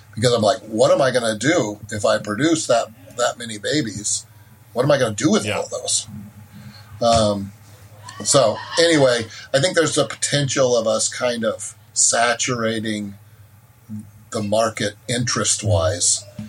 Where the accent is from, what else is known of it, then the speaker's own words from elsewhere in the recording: California, United States; my home state of california